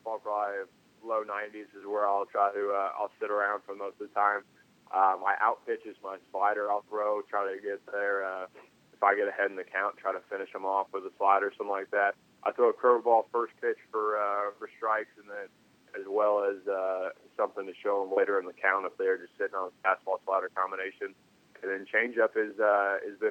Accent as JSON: {"language": "English", "town": "Austin", "region": "Texas", "country": "United States", "tie": "born or raised there", "also_born_or_lived": "Nashville, Tennessee", "moved": "as an adult", "said": "Whole life I grew up in Austin, Texas. Whole family's from there, both sides, mom and dad. So born and raised in Austin and lived there for all 18 years."}